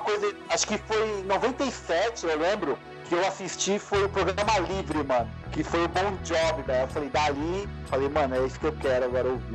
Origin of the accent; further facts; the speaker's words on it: São Paulo, Brazil; na minha quebrada aqui no Itaim